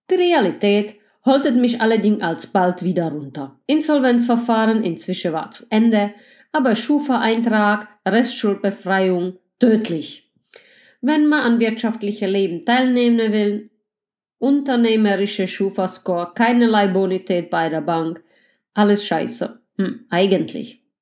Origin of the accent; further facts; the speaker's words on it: Greifswald, Mecklenburg-Vorpommern, Germany; Ich fange an, eine tolle Drei-Zimmer-Wohnung in meiner Heimatstadt Griefswald zu kaufen.